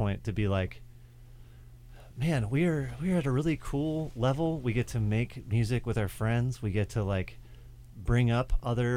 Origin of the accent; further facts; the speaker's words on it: United States; growing up in America